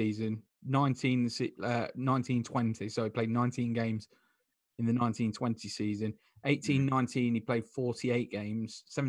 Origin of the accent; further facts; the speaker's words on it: England, United Kingdom; we're English